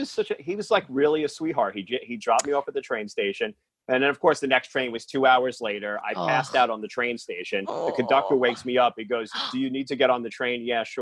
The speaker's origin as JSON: {"language": "English", "town": "New York City", "region": "New York", "country": "United States", "tie": "born or raised there", "also_born_or_lived": "Bronx / Staten Island", "said": "when you were growing up in Queens"}